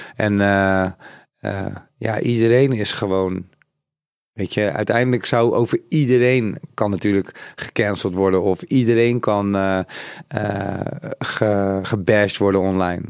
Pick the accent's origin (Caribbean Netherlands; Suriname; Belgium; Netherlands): Suriname; Ik ben zelf Zuid-Amerikaans, ik kom van Suriname, dat ligt in Zuid-Amerika.